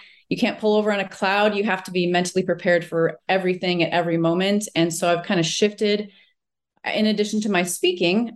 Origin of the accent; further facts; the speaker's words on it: Minnesota, United States; I grew up in Minnesota